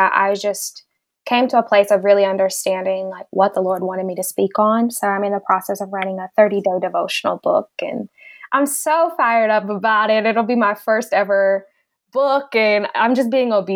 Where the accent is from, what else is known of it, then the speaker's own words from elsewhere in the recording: Southern California, United States; I've grown up in Southern California all of my life